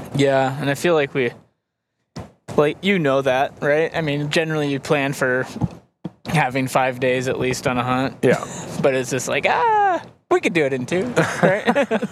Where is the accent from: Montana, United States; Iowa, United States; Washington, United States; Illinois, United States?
Montana, United States; growing up in Montana